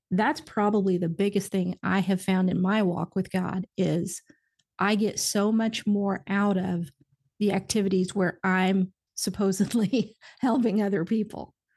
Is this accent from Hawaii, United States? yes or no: no; Indiana, United States; now in Nashville, United States; I'm from Indiana originally, so good old solid, solid Midwestern